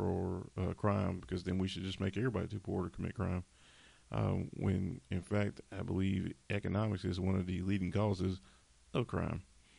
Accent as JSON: {"language": "English", "region": "the South", "country": "United States", "said": "I'm from the South, and we always have to talk about, and I'm off script again, Confederate monuments and stuff"}